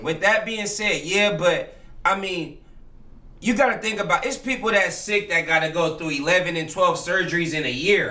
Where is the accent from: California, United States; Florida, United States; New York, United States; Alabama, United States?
California, United States; now in Portland, United States; We're from California